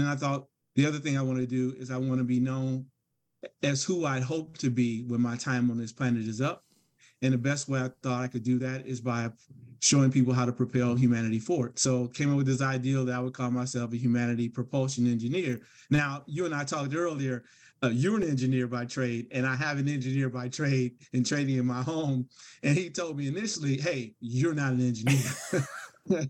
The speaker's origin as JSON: {"language": "English", "town": "Gary", "region": "Indiana", "country": "United States", "tie": "born or raised there", "said": "I grew up in Gary, Indiana"}